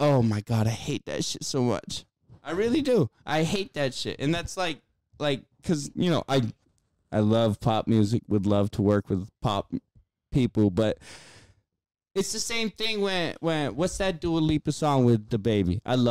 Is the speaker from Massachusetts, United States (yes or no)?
yes; Worcester, Massachusetts, United States; I'm from Worcester, Massachusetts. You know how many guns I've had in my face in my life?